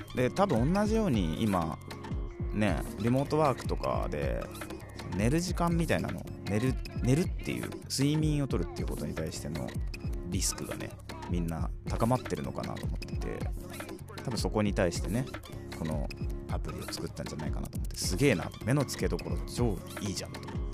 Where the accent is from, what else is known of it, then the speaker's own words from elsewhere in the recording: Gifu, Japan; moved away; 私の地元岐阜県岐阜市